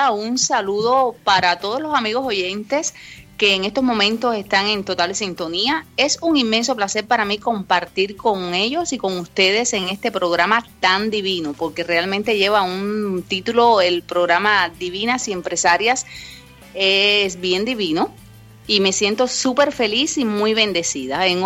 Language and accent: Spanish; Cuba; Y se me quedó el bombillo, como decimos a lo buen cubano, porque bueno, soy cubana.